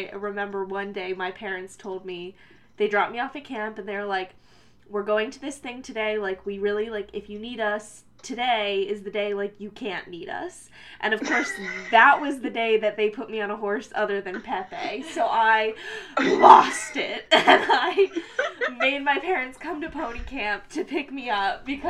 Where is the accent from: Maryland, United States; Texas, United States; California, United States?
Maryland, United States; Columbia; moved away as an adult; now in Pennsylvania, United States; I grew up in like Columbia, Maryland area, so it's like halfway in between DC and Baltimore.